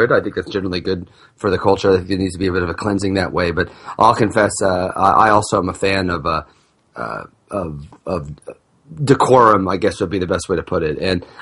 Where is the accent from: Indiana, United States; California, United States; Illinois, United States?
Illinois, United States; I'm from the part of Illinois.